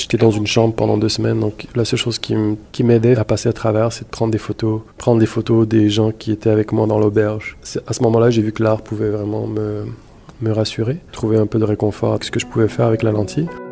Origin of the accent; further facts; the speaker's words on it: Montreal, Quebec, Canada; also born or lived in Marrakesh, Morocco; Je suis né à Marrakech, au Maroc, porte du désert, superbe ville, Marrakech. Euh, je suis arrivé ici à Montréal quand j'avais 5-6 ans, directement à Saint-Léonard, dans l'est de la ville